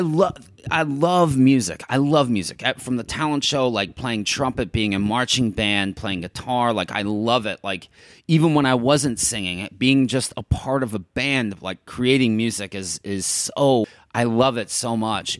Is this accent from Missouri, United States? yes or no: yes; St. Louis, Missouri, United States; moved away as an adult; also born or lived in Chicago / New York / Miami; now in Los Angeles, United States; I'm from Saint Louis